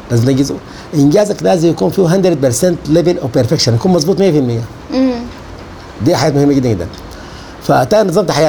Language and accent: Arabic; Sudan; now in Saudi Arabia; فبتكون فقدت اشياء كثيره جدا دي اوبورتيونيتي كوست دي تكلفه الفرصه البديله دي التكلفه بتاعت الفرصه البديله سافرت السعوديه بتفقد اشياء كثيره جدا تفقد الثوره اللي قامت دي